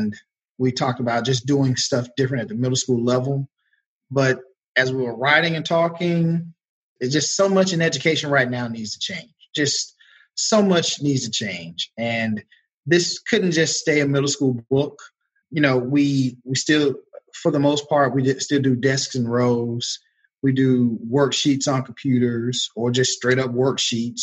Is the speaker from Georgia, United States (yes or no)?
yes; Georgia, United States; moved away as an adult; also born or lived in North Carolina; Proud North Carolinian for 13 years. But I was born and raised in Georgia, so I'm happy to be back home